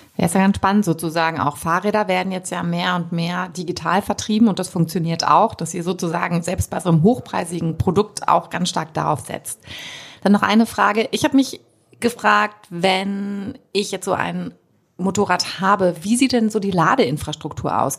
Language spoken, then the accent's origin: German; Germany; wir als Deutsche